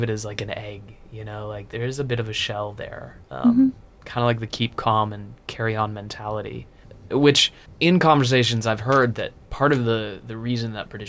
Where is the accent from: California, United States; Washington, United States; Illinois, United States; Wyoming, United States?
Washington, United States; moved away as an adult; now in United Kingdom; So I'm from Washington, not too far from Montana.